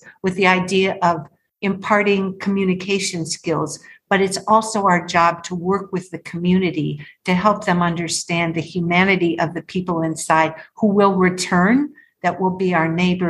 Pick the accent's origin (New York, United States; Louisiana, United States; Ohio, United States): Ohio, United States; Cleveland; moved away as an adult; also born or lived in Haiti; now in South Florida, United States; I grew up in Cleveland